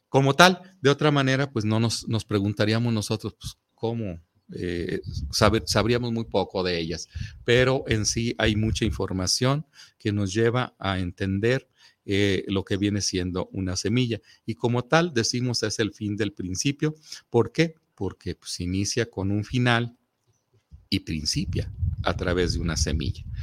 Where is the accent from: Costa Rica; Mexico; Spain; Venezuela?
Mexico; nosotros como mexicanos